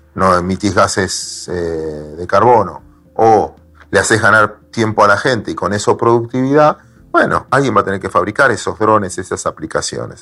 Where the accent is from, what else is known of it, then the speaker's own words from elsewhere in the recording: Mar del Plata, Buenos Aires Province, Argentina; yo soy de Mar del Plata